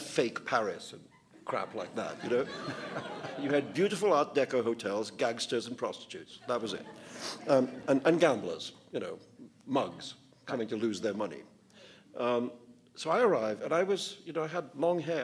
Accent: India; growing up in India

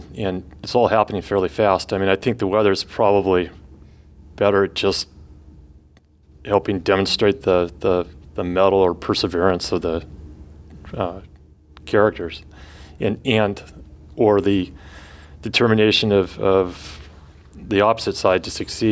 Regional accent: Northern California, United States; growing up in California, in Northern California

